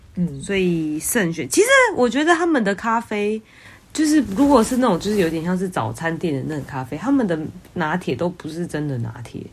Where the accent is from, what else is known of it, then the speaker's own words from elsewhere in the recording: Taiwan; 我是台湾人